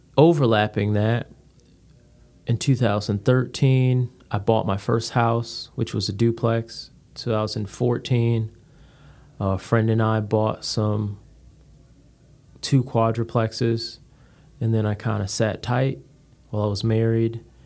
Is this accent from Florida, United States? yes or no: no; Connecticut, United States; moved away as an adult; originally from Connecticut, came down here by way of the Marines